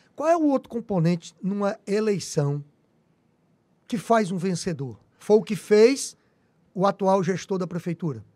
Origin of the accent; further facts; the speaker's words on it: Teresina, Piauí, Brazil; como teresinense que sou apaixonado por minha cidade.